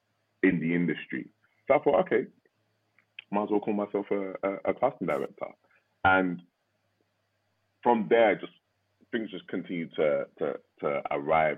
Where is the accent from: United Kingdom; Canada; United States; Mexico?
United Kingdom; I'm a British-born Nigerian.